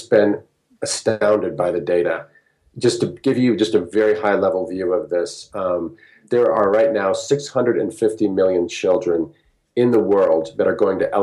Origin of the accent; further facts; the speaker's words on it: United States; also born or lived in Peru; people from where I came from the United States